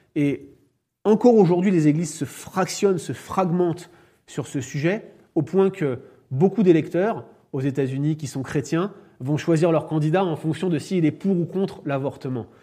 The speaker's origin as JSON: {"language": "French", "country": "France", "said": "en tant que Français, je suis conscient"}